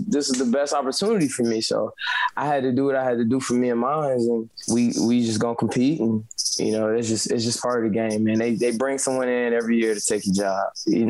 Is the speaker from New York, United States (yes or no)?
no; Wisconsin, United States; I was born and raised in Wisconsin, went to college there, everything.